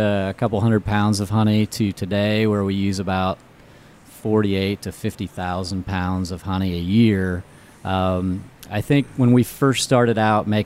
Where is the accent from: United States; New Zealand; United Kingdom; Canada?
United States; Indiana; born or raised there